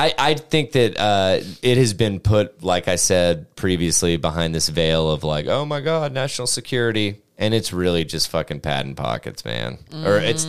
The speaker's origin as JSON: {"language": "English", "region": "Tennessee", "country": "United States", "said": "oh, we're from Tennessee."}